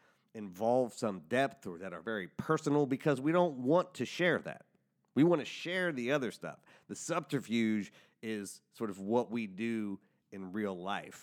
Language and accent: English; Cincinnati, Ohio, United States; we're both from Cincinnati